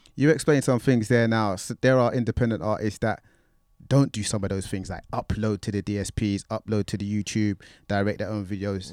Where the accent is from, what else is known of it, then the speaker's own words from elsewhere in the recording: London, United Kingdom; growing up in Tottenham